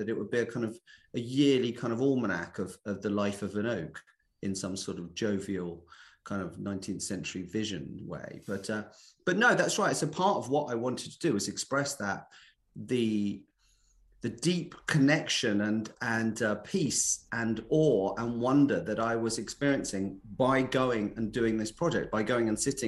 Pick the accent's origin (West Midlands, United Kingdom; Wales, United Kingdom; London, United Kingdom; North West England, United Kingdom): London, United Kingdom; moved away; also born or lived in Essex; I was brought up in West London. So I'm very much a Londoner at heart or something. So I grew up in West Ealing